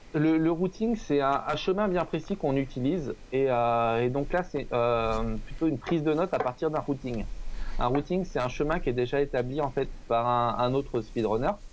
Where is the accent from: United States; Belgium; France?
France; Le Mans, Pays de la Loire; je viens du Mans